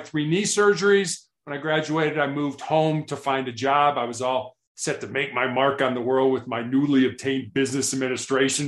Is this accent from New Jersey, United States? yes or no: no; Chicago, Illinois, United States; also born or lived in Atlanta, Georgia / Columbus, Ohio / Charleston, South Carolina / Santa Barbara, California; now in Denver, United States; I born and raised in Chicago